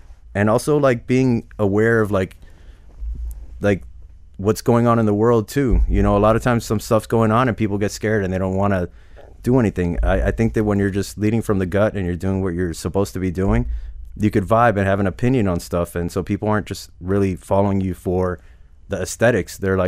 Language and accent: English; Hialeah, Florida, United States; also born or lived in Cutler Ridge; So, I mean, it was like we grew up in Hialeah. Then we moved to Cutler Ridge.